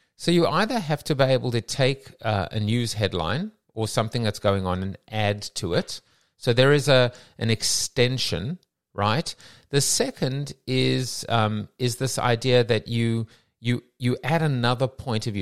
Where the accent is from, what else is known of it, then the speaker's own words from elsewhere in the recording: South Africa; now in London, United Kingdom; I'm from South Africa